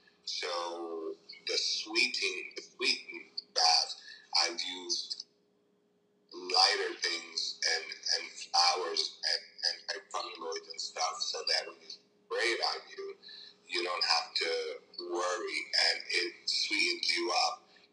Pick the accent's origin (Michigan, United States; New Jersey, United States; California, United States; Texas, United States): New Jersey, United States; And the reason that it's 862 is I came from New Jersey.